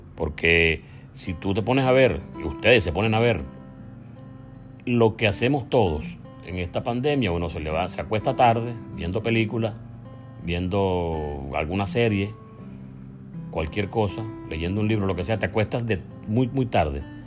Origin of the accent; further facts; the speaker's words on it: Venezuela; moved away as an adult; País al cual tenemos derecho a regresar, por cierto, porque somos venezolanos